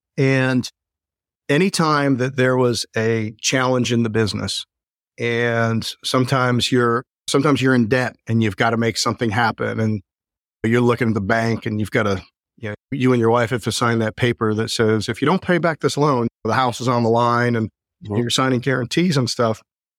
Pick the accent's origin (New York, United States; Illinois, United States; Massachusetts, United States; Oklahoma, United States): Illinois, United States; Chicago; I came out there from Chicago. So a little culture shock for everybody involved